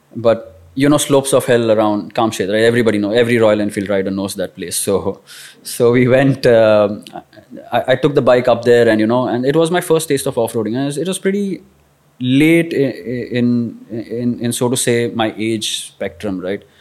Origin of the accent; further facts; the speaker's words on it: Kolhapur, Maharashtra, India; growing up in Kolhapur